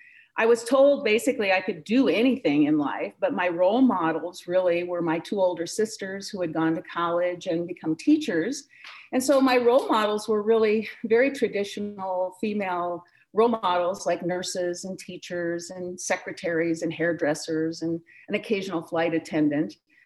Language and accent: English; Hartley, Iowa, United States; I grew up in Iowa in a small town in northwest Iowa called Hartley. And I'm a product of many in middle America who grew up in the middle part of that century, the 1980s and 1970s.